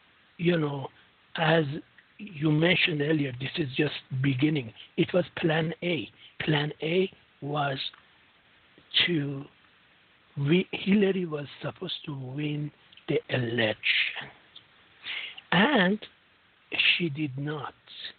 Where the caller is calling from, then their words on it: London, United Kingdom; I'm calling from London.